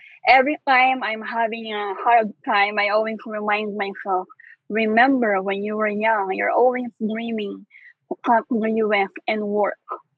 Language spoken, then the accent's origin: English; Philippines; moved away as an adult; now in New York, United States